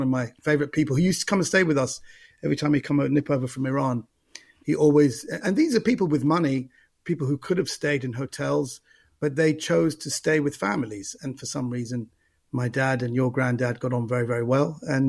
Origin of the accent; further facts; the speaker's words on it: London, United Kingdom; West London, yeah, exactly.